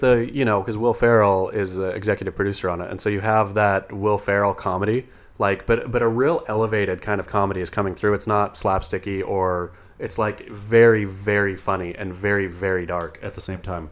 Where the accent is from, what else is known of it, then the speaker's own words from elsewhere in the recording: Coos Bay, Oregon, United States; moved away; when I was a kid growing up in Coos Bay